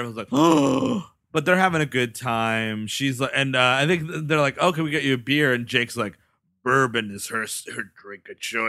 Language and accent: English; New York City, New York, United States; I'm from the Bronx. I've spent a lot of time in New York in bad neighborhoods.